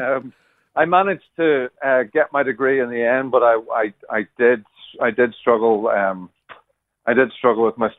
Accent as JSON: {"language": "English", "region": "Northern Ireland", "country": "United Kingdom", "tie": "born or raised there", "also_born_or_lived": "Dundee, Scotland", "moved": "as an adult", "said": "I was born and brought up in Northern Ireland"}